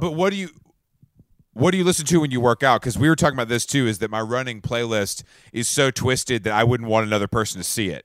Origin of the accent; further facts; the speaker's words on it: Atlanta, Georgia, United States; I'm from Atlanta, and we, we've given the world more hip hop.